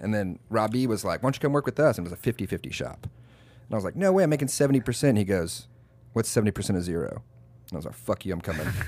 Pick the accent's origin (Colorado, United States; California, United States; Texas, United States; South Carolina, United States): Texas, United States; moved away as an adult; also born or lived in Austin / San Antonio; now in Washington, United States; live in Washington now, I'm like, no, I'm from Texas